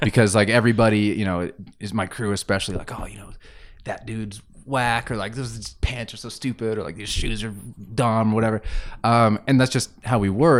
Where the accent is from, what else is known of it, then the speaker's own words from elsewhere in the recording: Grande Prairie, Alberta, Canada; moved away as an adult; also born or lived in Estevan, Saskatchewan; now in Calgary, Canada; I was born in Saskatchewan. uh, in a town called Estevan, which I've never really been to. Like, I don't really know what it looks like. I just lived there as an infant. Uh, and then I moved to Grand Prairie, and I was there until I was about twenty, twenty-one years old